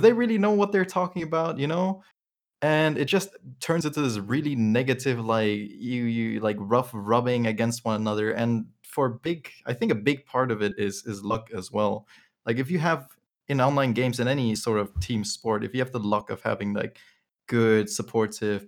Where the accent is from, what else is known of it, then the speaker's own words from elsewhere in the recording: Germany; I grew up in Germany